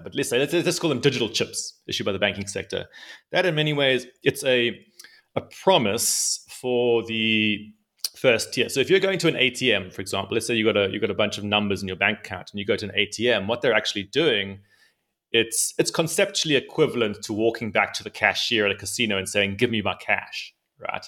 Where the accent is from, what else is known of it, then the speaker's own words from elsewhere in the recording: South Africa; I'm, I'm come from South Africa. Uh, so I grew up in South Africa